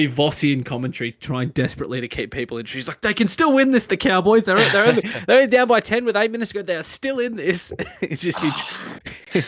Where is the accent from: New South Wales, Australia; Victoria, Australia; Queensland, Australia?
Queensland, Australia; I'm from Queensland